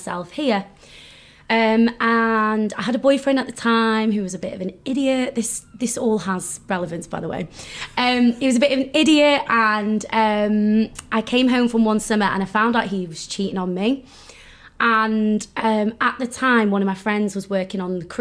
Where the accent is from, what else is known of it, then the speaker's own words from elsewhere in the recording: North Wales, United Kingdom; So I grew up in North Wales